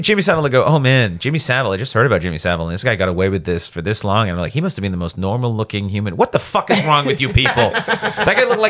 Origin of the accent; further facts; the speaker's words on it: Canada; moved away; also born or lived in England; I'm a Canadian, not American